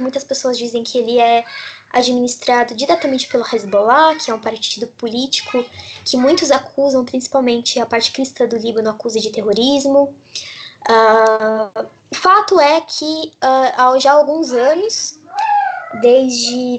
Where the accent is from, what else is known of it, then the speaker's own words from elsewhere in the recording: Brazil; eu cresci eu, no, no Brasil